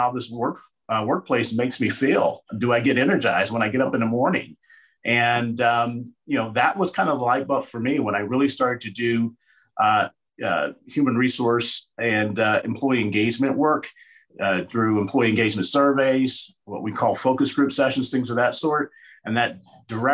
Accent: Cincinnati, Ohio, United States; also born or lived in Bloomington, Indiana; now in Denver, United States; We currently reside in Denver, Colorado. Born and raised in Cincinnati, Ohio

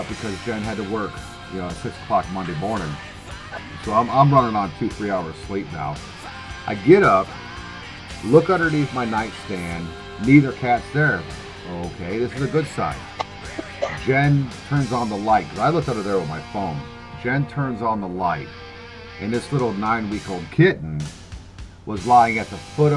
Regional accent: Germany; moved away; I grew up in Germany

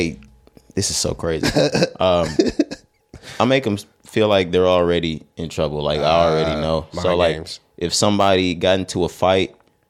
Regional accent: Dallas-Fort Worth area, Texas, United States; We're from Texas, and we from the Dallas-Fort Worth area

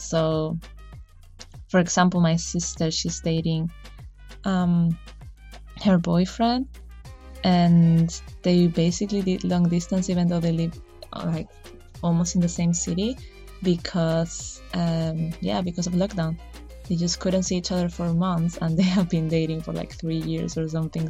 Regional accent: Chile; moved away; I am from Chile, so I couldn't really go home

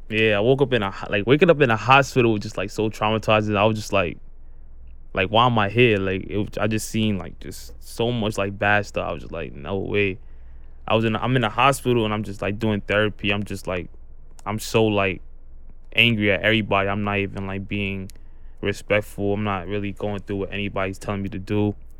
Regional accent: New York City, New York, United States; I'm from Brooklyn, New York. I live in Canarsie

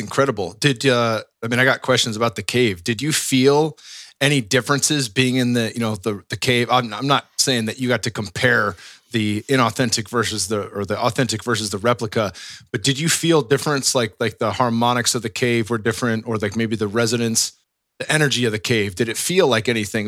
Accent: West Coast, United States; growing up on the West Coast

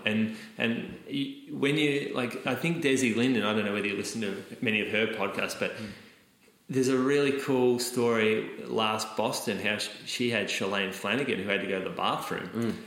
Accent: Australia; I'm an Australian at a school with zero other Australians

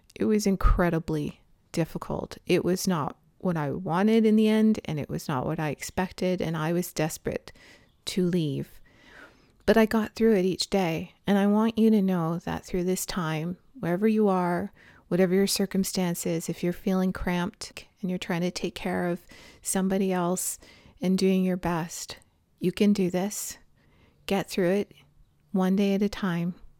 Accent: Toronto, Ontario, Canada; moved away as an adult; also born or lived in British Columbia; Growing up in Toronto, like, i, i, it's, you know, pretty flat city.

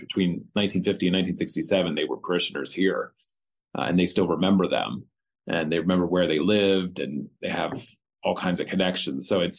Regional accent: East Berlin, Pennsylvania, United States; now in Hanover, United States; I was born here in Hanover, where I live now. I grew up in East Berlin and went to Bermudian Springs School.

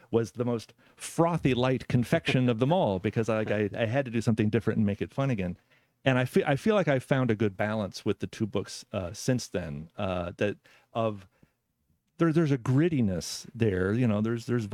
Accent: Evansville, Indiana, United States; I was born in Evansville, Indiana.

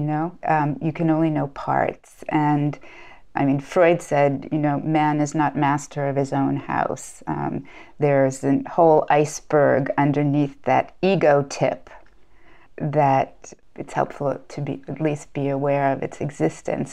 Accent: United States; moved away as an adult; now in France; I was born in the United States and studied in the United States

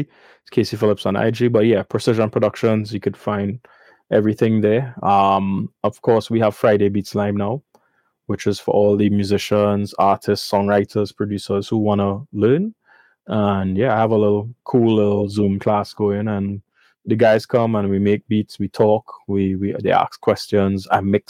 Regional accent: Trinidad & Tobago; I'm from Trinidad

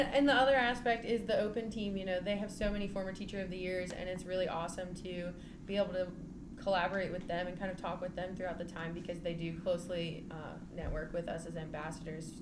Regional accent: Scottsville, Virginia, United States; I am from Scottsville, Virginia

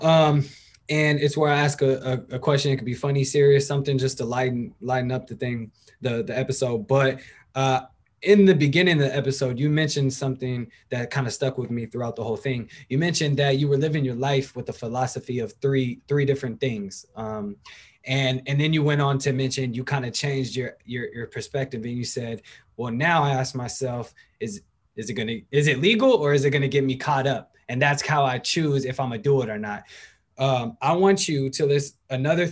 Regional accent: Berkeley, California, United States; now in Benicia, United States; I'm from Berkeley, but I live in Benicia right now

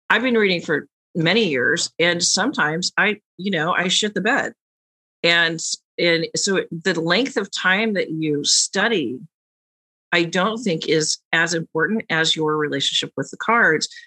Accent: New York, United States; the New Yorker.

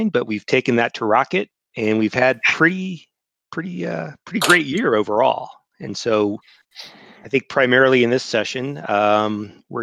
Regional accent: Columbus, Ohio, United States; moved away; I grew up in Columbus, Ohio, and lived there for the majority of my life.

